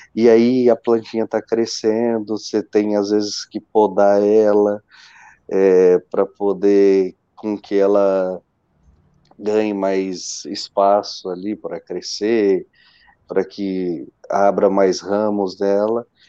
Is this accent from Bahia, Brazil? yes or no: no; Marília, São Paulo, Brazil; now in Joinville, Brazil; eu sou natural de Marília, né? Marília, São Paulo. Hoje eu resido em Joinville, Santa Catarina